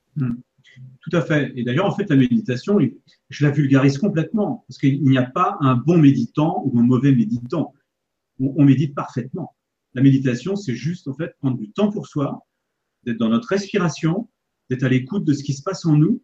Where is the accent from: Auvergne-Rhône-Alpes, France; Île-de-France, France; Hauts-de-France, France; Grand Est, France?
Île-de-France, France; Paris; now in Annecy, France; Pour retrouver justement mes racines, vous voyez, en fait, pour retrouver mon terroir, parce que je suis parisien au départ